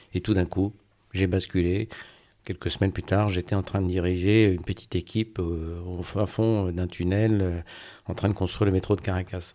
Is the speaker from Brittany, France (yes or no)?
yes; Brest, Brittany, France; also born or lived in Côtes-d'Armor; now in Gulf of Morbihan, France; Alors je suis breton, je suis euh, breton de plein d'endroits, de, Brest où j'ai passé mon enfance